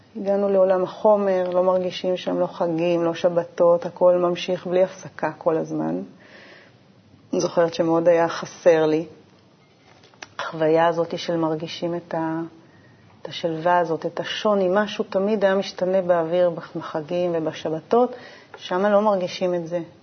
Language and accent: Hebrew; Urim, Southern District, Israel; moved away as an adult; also born or lived in Beersheba; בדרום אני אה, נולדתי, גדלתי, יותר נכון, בקיבוץ אורים. נולדתי בבאר